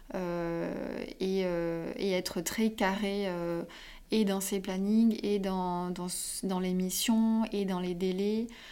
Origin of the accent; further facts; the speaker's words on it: south of Perpignan, Occitania, France; moved away as an adult; now in Paris, France; moi, je viens du sud de Perpignan